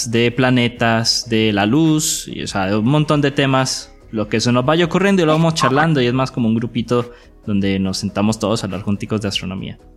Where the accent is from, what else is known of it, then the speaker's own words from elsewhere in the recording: Cali, Valle del Cauca, Colombia; also born or lived in Buenaventura; Em, y me crié los primeros años en Buenaventura también. primeros tres años más o menos. Mm. Y ya el resto de la vida estuve en Cali hasta hace unos seis años que vine aquí a, Tierras Paisas a estudiar astronomía.